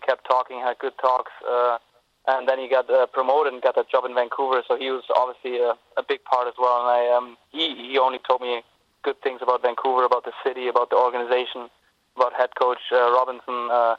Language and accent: English; Cologne, North Rhine-Westphalia, Germany; moved away as an adult; also born or lived in Des Moines; I'm a huge Cologne fan. It's my hometown.